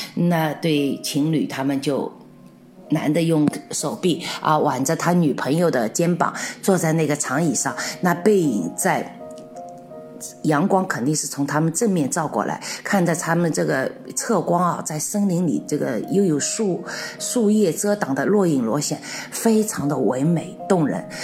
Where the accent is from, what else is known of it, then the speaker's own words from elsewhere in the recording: Shanghai, China; moved away as an adult; also born or lived in Czech Republic; now in Kutná Hora, Czech Republic; 我是上海人